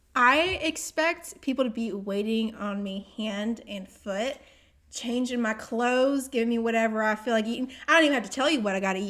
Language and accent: English; Augusta, Georgia, United States; I was born in Augusta